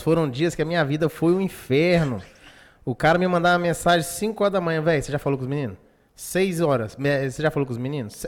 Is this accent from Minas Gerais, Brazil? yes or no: yes; Pirapora, Minas Gerais, Brazil; now in Governador Valadares, Brazil; sou nascido em Pirapora, outra cidade quente pra danar